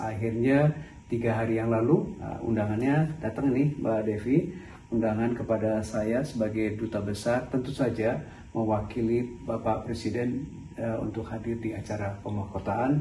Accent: Indonesia; moved away as an adult; now in London, United Kingdom; memperkenalkan diri saya dari Indonesia

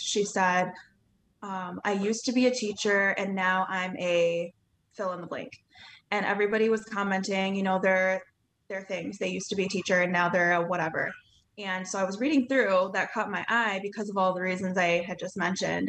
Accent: Ludington, Michigan, United States; I'm from Ludington, Michigan

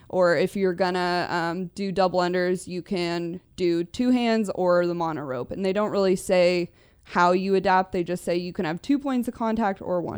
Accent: Newbury Park, California, United States; I grew up in Newbury Park

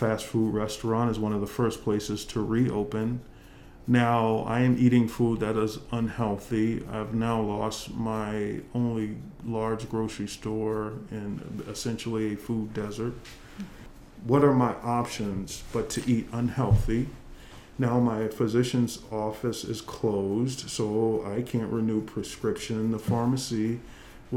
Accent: Florida, United States; moved away; my days of growing up in Florida

